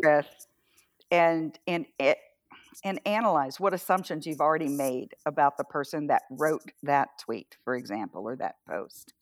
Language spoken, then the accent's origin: English; Atlantic coast of the US, the South, United States; also born or lived in Washington State / Iowa; now in Northern California, United States; I was raised on the Atlantic Ocean side of the country, a couple of miles from the ocean